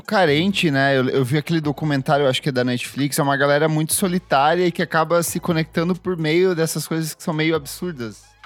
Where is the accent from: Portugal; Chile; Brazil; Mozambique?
Brazil; interior of Paraná; moved away; eu venho do interior do Paraná